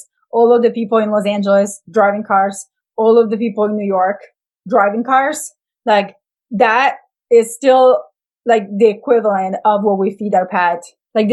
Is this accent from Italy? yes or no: yes; Italy; moved away; I'm from Italy.